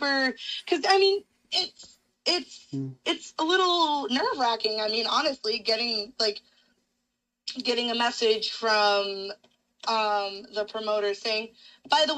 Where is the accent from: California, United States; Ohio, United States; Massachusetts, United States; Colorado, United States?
Massachusetts, United States; Westfield; born or raised there